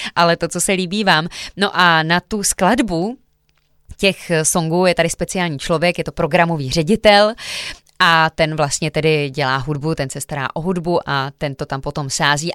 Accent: Jihlava, Vysočina Region, Czechia; pocházím z Jihlavy.

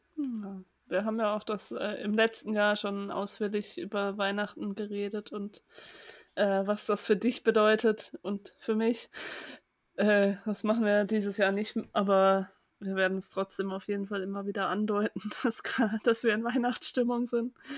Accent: Germany; ich bin ja in der Nähe von Hamburg aufgewachsen

